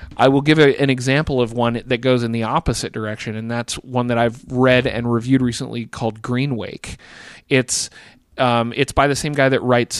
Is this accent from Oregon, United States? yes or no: yes; Bend, Oregon, United States; Bend, Oregon, which is the town that I grew uh, that I graduated high school from